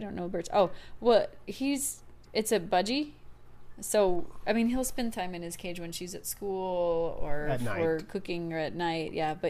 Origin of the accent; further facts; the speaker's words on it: Trinidad & Tobago; now in Dayton, United States; Rico, fun fact, I'm originally from Trinidad and Tobago. I live in Dayton, Ohio